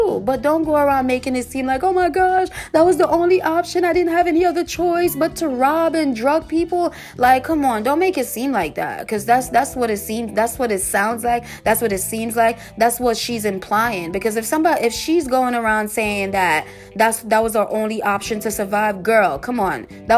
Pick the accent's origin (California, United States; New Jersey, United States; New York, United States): New York, United States; I'm from New York